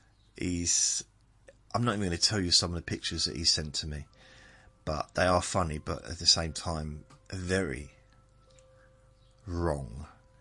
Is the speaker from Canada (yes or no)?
no; southern England, United Kingdom; accent: southerner; I'm a southerner